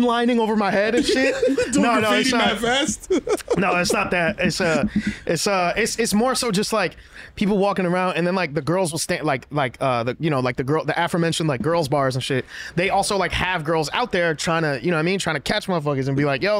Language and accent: English; New York City, New York, United States; I'm from the Bronx, bro. Hunts right. Point right there